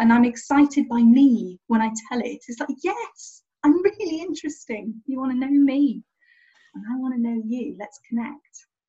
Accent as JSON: {"language": "English", "country": "Niger", "tie": "born or raised there", "lives_now": "England", "said": "I'm English, I'm living in England, I was born and raised in Niger, West Africa, but in terms of cultural impact, the kind of patchwork of me, there's France, there's American, there's international"}